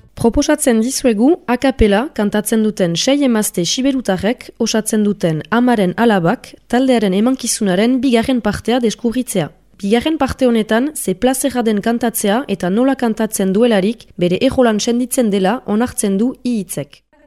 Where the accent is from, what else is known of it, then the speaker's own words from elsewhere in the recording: Soule, Nouvelle-Aquitaine, France; now in Irun, Spain; ni Sibirotaren naiz sortzez, eta horrein eh, bat urte batzu irunian bizi naizela